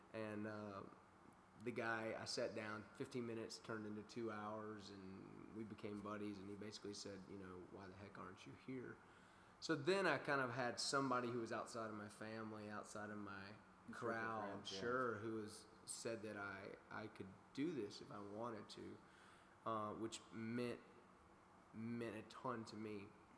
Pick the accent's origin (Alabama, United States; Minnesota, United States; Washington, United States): Alabama, United States; Daphne; now in Nashville, United States; Daphne, Alabama.